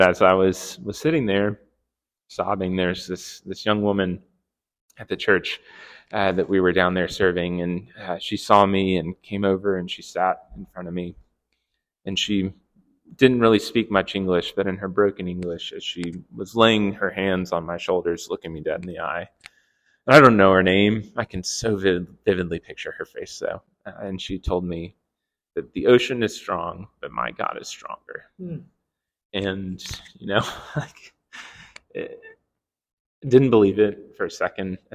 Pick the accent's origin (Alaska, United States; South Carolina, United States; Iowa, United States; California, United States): South Carolina, United States; I grew up in South Carolina, and the waves there are like 3 feet tall at best